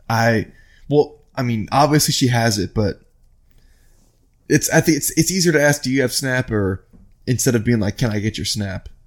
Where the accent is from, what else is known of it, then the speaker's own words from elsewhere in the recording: Midwest, United States; I'm from the Midwest and I'm down here now.